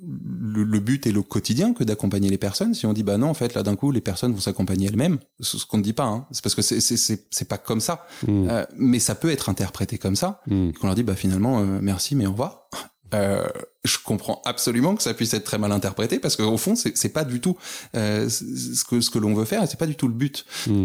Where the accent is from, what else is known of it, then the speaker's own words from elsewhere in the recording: Paris, Île-de-France, France; moved away as an adult; now in Lille, France; originaire initialement de Paris, mais monté sur, euh, sur l'île il y a maintenant quelques années